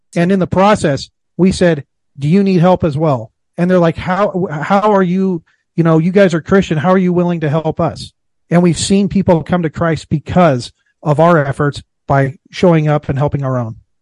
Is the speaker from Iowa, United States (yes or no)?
yes; Iowa, United States; I was born and raised in Iowa